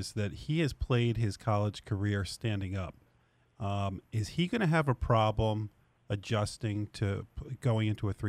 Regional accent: New Jersey, United States; I grew up in North Jersey

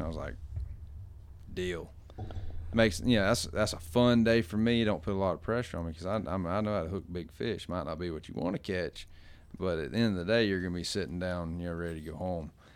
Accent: Gulf Coast, United States; moved away; I come from the Gulf

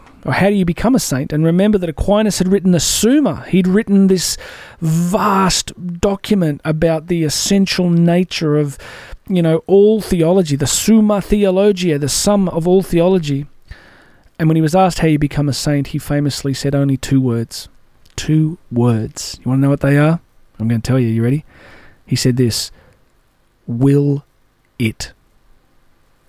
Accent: Australia; as we call it here in Australia

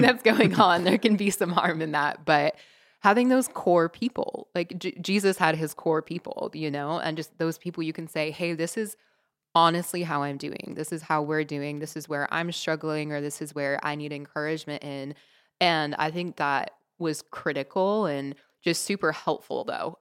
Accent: Seattle, Washington, United States; moved away as an adult; also born or lived in Uganda; being from Seattle originally

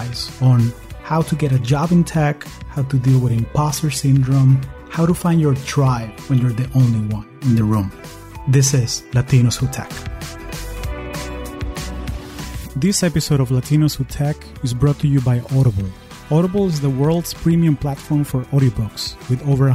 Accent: Caracas, Capital District, Venezuela; now in United States

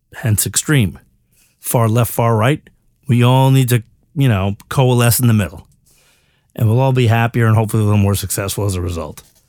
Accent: United States; as an American

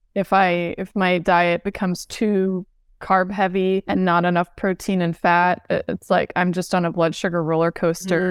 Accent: Southern California, United States; moved away as an adult; I grew up in Southern California

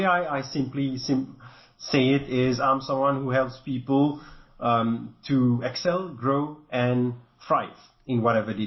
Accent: Mauritius; accent: a bit French; I'm from Mauritius, and that's my country where I come from this part of the world.

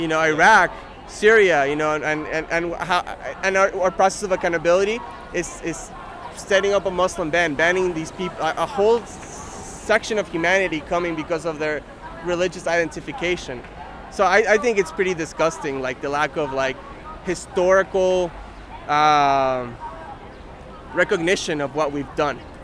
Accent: Argentina; now in United States; in my home country in Argentina

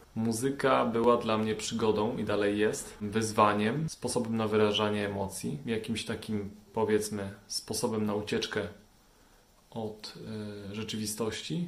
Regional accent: Częstochowa, Silesian Voivodeship, Poland; wychowałem się w Częstochowie na blokowisku

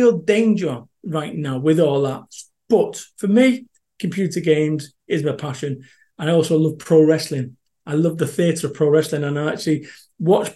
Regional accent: Salford, North West England, United Kingdom; moved away; I am from Salford, Manchester

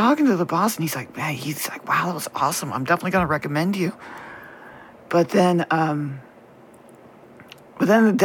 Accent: the South, United States; we were raised in the South

